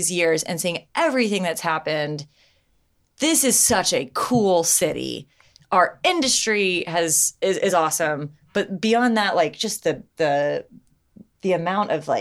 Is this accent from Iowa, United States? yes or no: no; Tennessee, United States; moved away as an adult; I said Tennessee